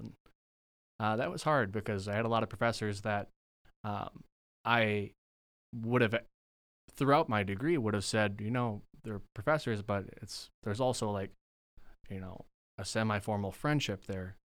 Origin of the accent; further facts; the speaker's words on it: Rhinelander, Wisconsin, United States; moved away; originally I'm from Rhinelander, Wisconsin.